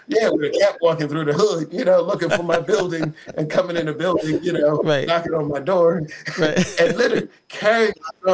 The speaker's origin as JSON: {"language": "English", "region": "New York", "country": "United States", "tie": "born or raised there", "said": "growing up in Harlem was just a magical experience."}